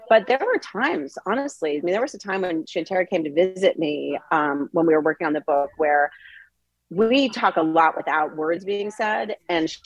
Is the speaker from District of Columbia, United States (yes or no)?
yes; Washington, District of Columbia, United States; moved away as an adult; now in Boulder, United States; I grew up in Washington, D.C.